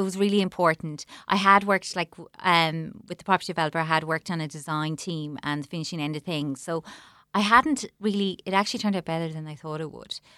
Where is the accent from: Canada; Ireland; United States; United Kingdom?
Ireland; Clonmel, Munster; I'm from Clonmel. I'm gonna open a shop in Clonmel